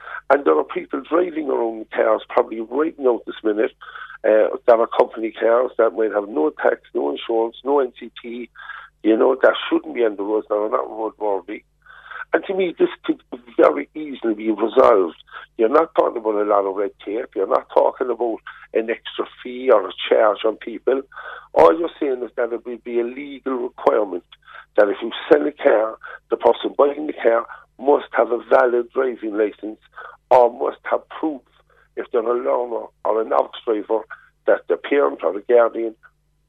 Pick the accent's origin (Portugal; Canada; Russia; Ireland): Ireland; Cork, Munster; I come from Harvey Road. My father still lives there